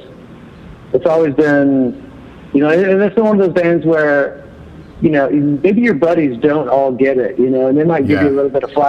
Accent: Garland, Texas, United States; I grew up in Garland

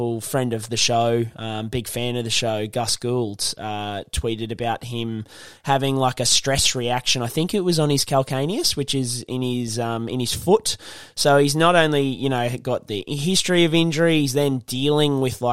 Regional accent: Brisbane, Queensland, Australia; I'm from Brisbane

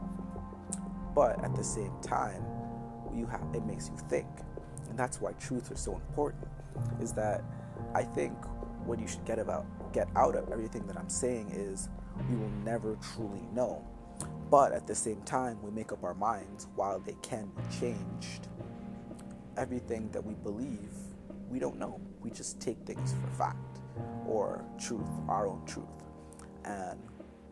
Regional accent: Toronto, Ontario, Canada; also born or lived in Jamaica; as a Canadian and as someone that's from the GTA, I have my pride

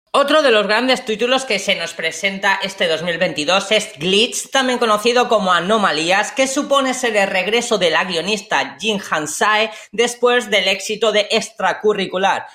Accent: Spain; como españoles

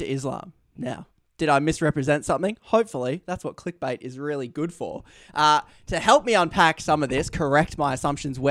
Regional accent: Australia; my Australian incentives to shorten every word I possibly say

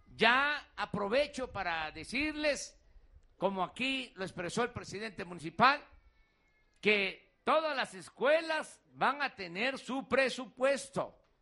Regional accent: Mexico; Si somos mexicanos

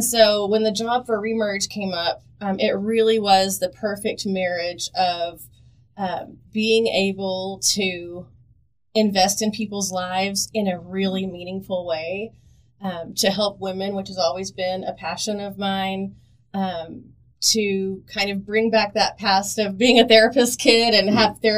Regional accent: Southwest Oklahoma, United States; I grew up in Southwest Oklahoma in a really small town

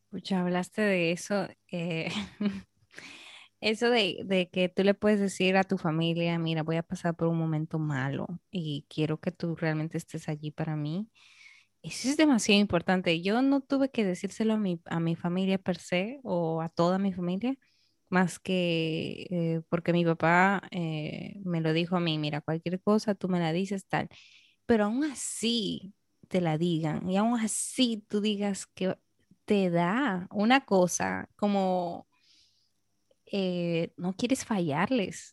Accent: Peru; now in Dominican Republic; soy peruana

